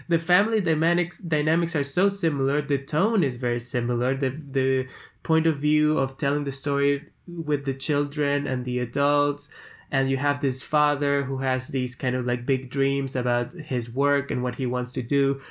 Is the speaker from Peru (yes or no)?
yes; Peru; I'm from Peru, from South America